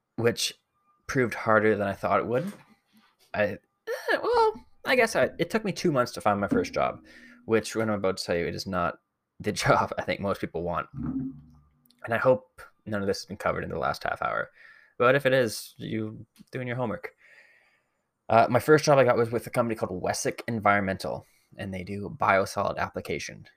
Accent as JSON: {"language": "English", "town": "Barrie", "region": "Ontario", "country": "Canada", "said": "I'm from Barrie originally"}